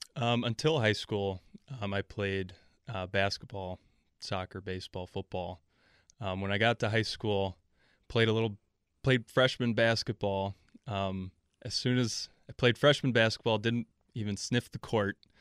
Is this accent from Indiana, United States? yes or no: no; El Paso, Texas, United States; moved away as an adult; also born or lived in Milwaukee, Wisconsin; I was born on the south side of Milwaukee and then, uh, moved to El Paso, Texas for middle school and high school